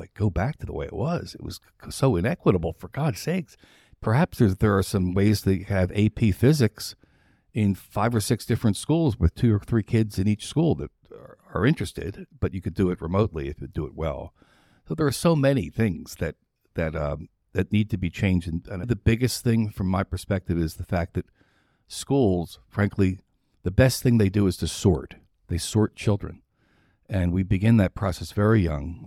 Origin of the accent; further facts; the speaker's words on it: New Jersey, United States; moved away; also born or lived in Philadelphia, Pennsylvania / Charlotte, North Carolina; From New Jersey. Philadelphia originally, born there, and then raised in New Jersey.